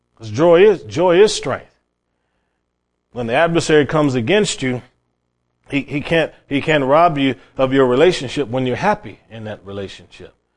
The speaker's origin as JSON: {"language": "English", "town": "Cleveland", "region": "Ohio", "country": "United States", "tie": "born or raised there", "said": "I grew up in Cleveland, Ohio, my family were not Christian"}